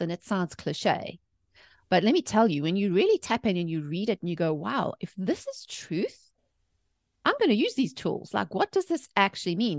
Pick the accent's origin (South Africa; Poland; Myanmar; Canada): South Africa; moved away as an adult; also born or lived in England; now in United States; I was born and raised in South Africa.